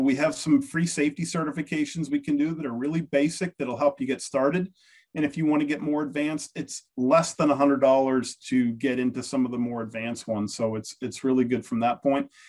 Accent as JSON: {"language": "English", "country": "United States", "said": "I'm American"}